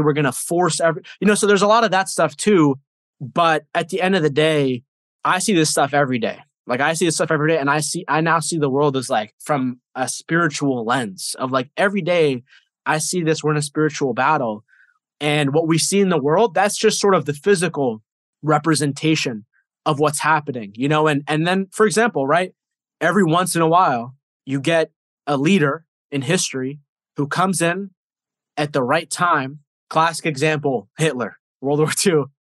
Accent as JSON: {"language": "English", "country": "United States", "tie": "born or raised there", "said": "I was born here in America, but I see it as someone who my DNA and my family comes from like a different country"}